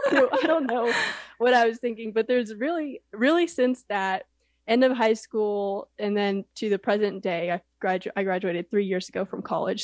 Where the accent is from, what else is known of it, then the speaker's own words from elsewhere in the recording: Houston, Texas, United States; Rice University was really close to where I grew up in Houston